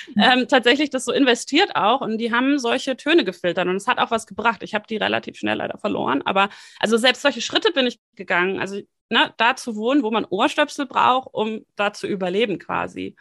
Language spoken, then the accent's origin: German; Hamburg, Germany; moved away as an adult; also born or lived in Bonn; Ich bin ähm, in Hamburg geboren, habe mal fünf Jahre, wie gesagt, eben in Bonn gelebt zwischendurch